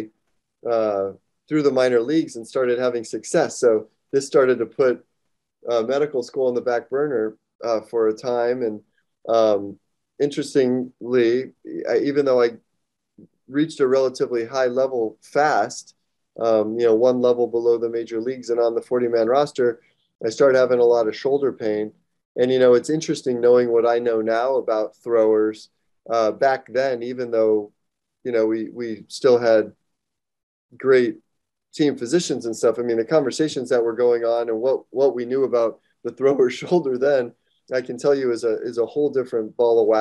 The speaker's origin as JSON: {"language": "English", "region": "Arizona", "country": "United States", "also_born_or_lived": "San Diego", "moved": "as an adult", "said": "I'm from Arizona originally"}